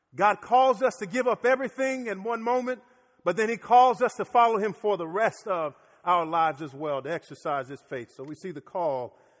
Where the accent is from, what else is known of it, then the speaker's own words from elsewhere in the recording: Miami, Florida, United States; now in Orlando, United States; As a kid growing up in Miami